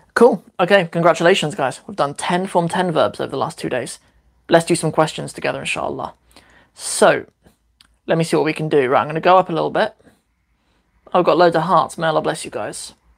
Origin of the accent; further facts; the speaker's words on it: Cornwall, South West England, United Kingdom; also born or lived in Northampton; I was born in Northampton, which is a little kind of working class town here in the UK, and uh, moved to Cornwall when I was 11